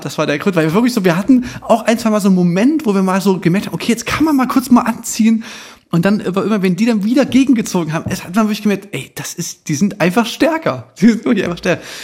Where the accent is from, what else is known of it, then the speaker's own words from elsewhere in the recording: Chemnitz, Saxony, Germany; Bei uns in Chemnitz gab es da wirklich viele so, so Abrisshäuser, so, wir sind ja so Nachwendekinder